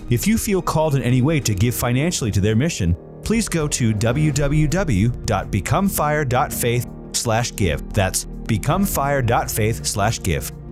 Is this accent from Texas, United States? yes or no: yes; Texas, United States; like I'm from Texas.